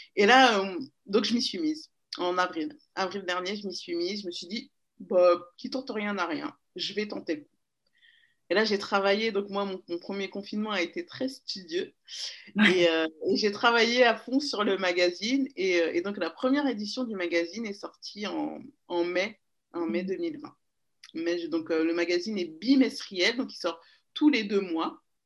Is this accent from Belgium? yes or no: no; Paris, Île-de-France, France; also born or lived in Seine-et-Marne; je suis née à Paris. J'ai grandi à Paris jusqu'à mes 10 ans. Et ensuite, on a déménagé en région parisienne, dans le 77